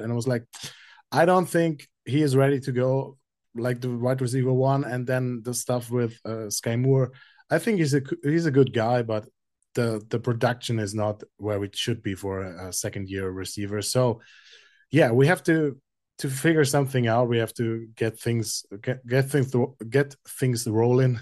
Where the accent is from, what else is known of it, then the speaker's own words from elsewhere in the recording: Frankfurt, Hesse, Germany; as a native of Frankfurt, seeing my first Chiefs game in my hometown at Frankfurt